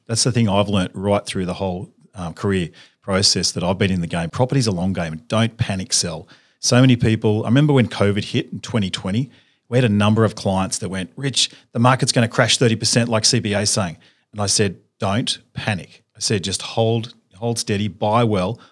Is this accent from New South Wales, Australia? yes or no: yes; Sydney, New South Wales, Australia; I grew up in Sydney, uh, went to school at, went to a public high school